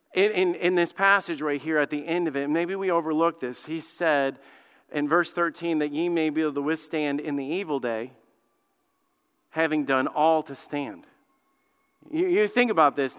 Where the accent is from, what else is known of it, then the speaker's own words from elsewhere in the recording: Alabama, United States; I grew up in Alabama. I grew up in the South